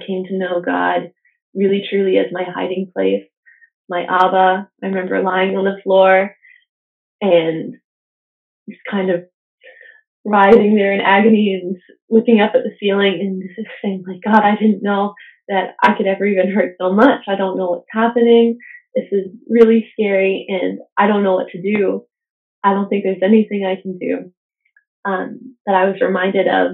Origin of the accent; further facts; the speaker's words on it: United States; moved away; Being an American citizen, I didn't have Canadian cell phone service.